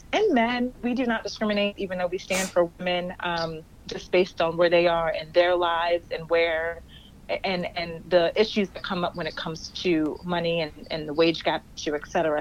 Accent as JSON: {"language": "English", "town": "Somerset", "region": "New Jersey", "country": "United States", "tie": "born or raised there", "said": "I grew up in Somerset, New Jersey, same place where First Baptist is, and grew up in the church."}